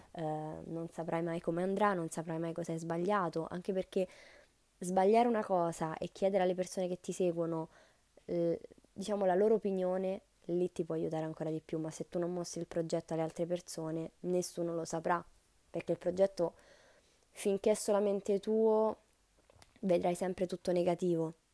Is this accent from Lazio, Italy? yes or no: yes; Rome, Lazio, Italy; io sono di Roma, eh, studio qui, vivo